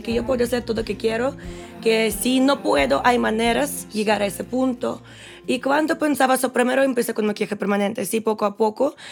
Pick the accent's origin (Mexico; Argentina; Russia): Russia; Spanish is a second language; moved away as an adult; soy rusa